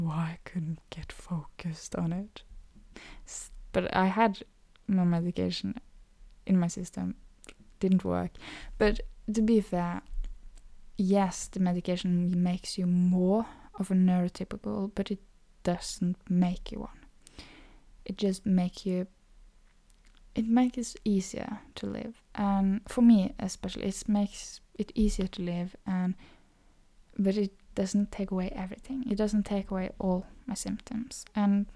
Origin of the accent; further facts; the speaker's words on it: Norway; accent: Norwegian; first language Norwegian; English is a second language; Norwegian too, which is my native language